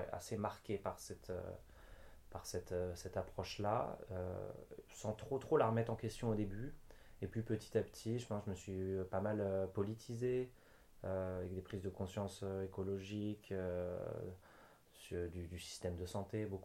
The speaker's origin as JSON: {"language": "French", "region": "southern France", "country": "France", "tie": "born or raised there", "also_born_or_lived": "Sweden / Normandy", "lives_now": "Brittany, France", "said": "J'ai euh, grandi un peu à différents endroits. Je suis"}